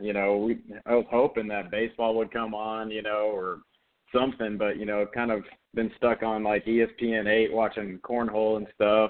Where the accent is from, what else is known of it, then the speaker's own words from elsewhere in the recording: California, United States; You know, I'm from Southern California